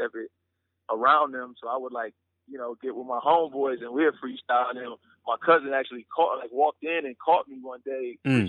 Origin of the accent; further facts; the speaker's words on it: Pontiac, Michigan, United States; I'm a kid from the outskirts of Detroit, Michigan. I'm actually from I'm from Pontiac, Michigan